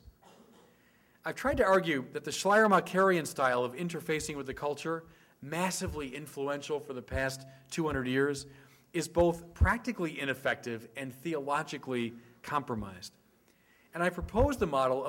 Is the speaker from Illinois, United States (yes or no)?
yes; Illinois, United States; I'm from Illinois